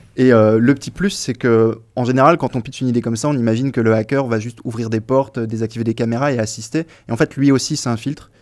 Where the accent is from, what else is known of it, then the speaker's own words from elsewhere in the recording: Nord, Hauts-de-France, France; moved away; je suis du Nord à la base